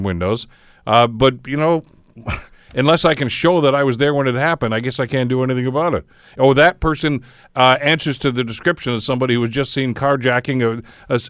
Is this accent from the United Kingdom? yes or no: no; Hamilton, Ontario, Canada; living in the city, in this, you know, my hometown most of my life